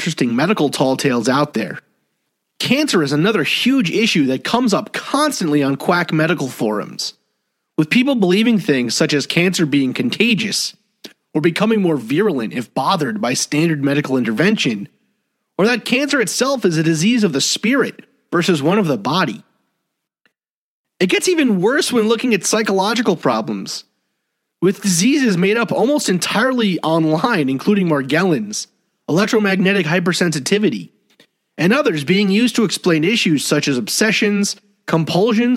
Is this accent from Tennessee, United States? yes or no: no; New York City, New York, United States; where I grew up in Staten Island